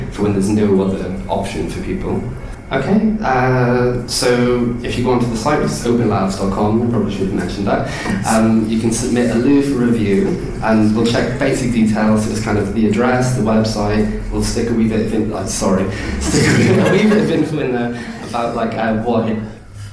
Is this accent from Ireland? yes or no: yes; Ireland; now in London, United Kingdom; I'm just Irish